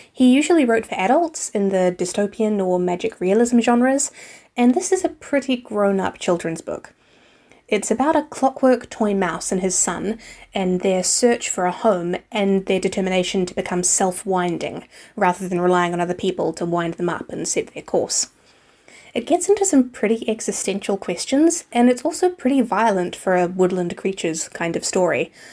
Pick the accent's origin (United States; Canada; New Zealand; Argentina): New Zealand; I'm from New Zealand